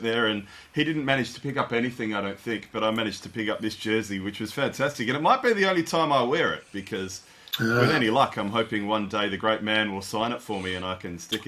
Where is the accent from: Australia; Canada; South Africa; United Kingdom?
Australia; as an Aussie Spurs fan